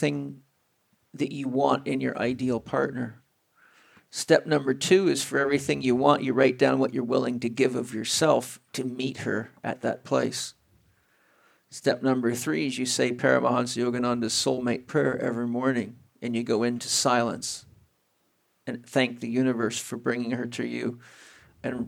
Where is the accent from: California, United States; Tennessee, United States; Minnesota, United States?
California, United States; San Diego; I'm from San Diego, California